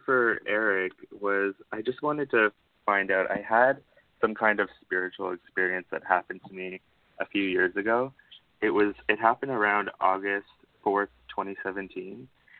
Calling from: Ontario, Canada; I'm calling from Ontario, Canada.

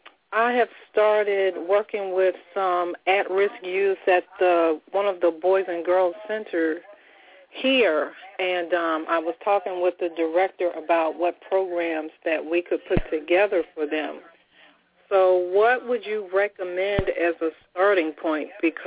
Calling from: Richmond, Virginia, United States; I am calling from Richmond, Virginia.

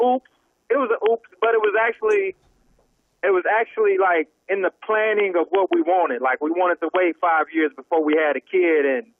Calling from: Orlando, Florida, United States

